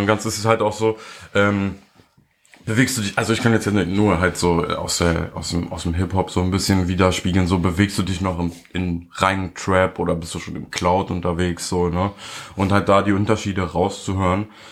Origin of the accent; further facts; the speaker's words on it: Germany; als Deutscher